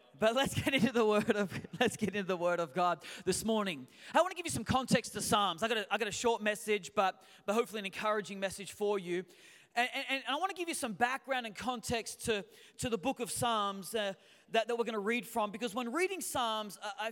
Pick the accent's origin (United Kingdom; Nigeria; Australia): Australia; moved away as an adult; also born or lived in Newcastle, Australia; now in San Francisco Bay Area, United States; we are your U.S. cousins right now, even though we are Australian by birth. We do live in the United States.